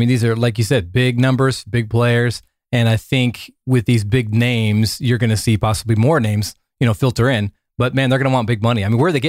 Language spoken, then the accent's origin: English; Oregon, United States; I'm born and raised in Oregon